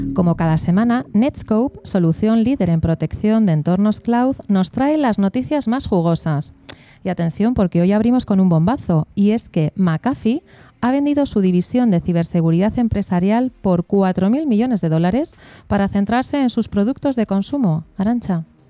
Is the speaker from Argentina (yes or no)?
no; Basque Country, Spain; yo soy vasca